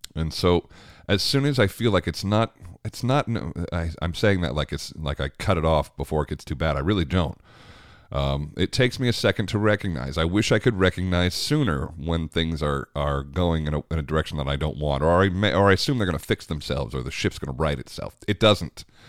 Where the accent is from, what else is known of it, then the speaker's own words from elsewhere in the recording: United States; I'm very American